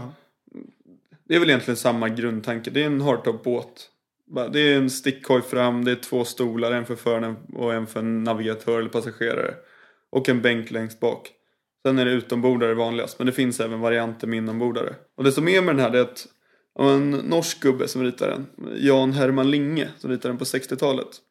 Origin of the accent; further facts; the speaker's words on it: Blidö, Stockholm County, Sweden; Jag är uppväxt på Blidö